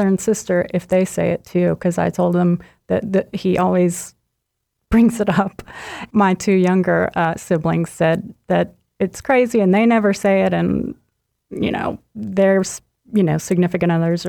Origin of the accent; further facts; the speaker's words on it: Chattanooga, Tennessee, United States; I grew up in Chattanooga.